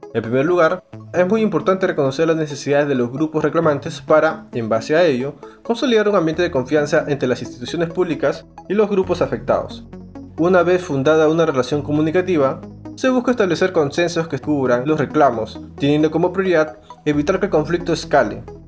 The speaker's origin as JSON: {"language": "Spanish", "country": "Peru", "said": "Como peruanos"}